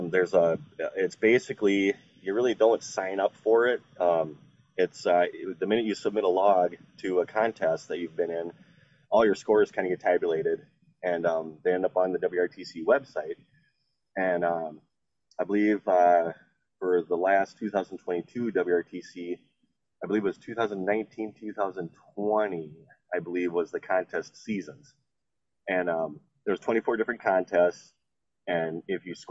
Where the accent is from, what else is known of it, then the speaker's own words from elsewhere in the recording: St. Peter, Minnesota, United States; moved away; also born or lived in Alaska; I moved back to Minnesota, my hometown of St. Peter, in 2013